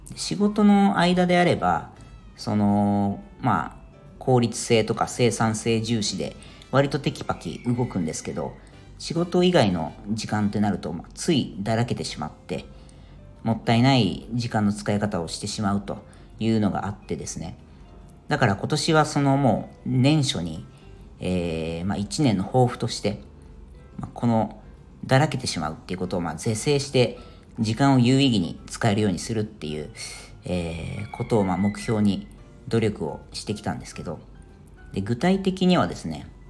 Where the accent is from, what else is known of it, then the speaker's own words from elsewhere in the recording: Japan; moved away as an adult; now in Ireland; サマータイムがない日本とかですね、まあ、そういうものがそもそもなかった国で生まれ育ってる人